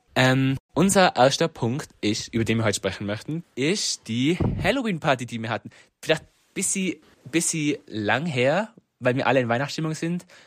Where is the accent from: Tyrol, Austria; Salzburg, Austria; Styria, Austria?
Tyrol, Austria; Reutte; Ich komme aus Reute.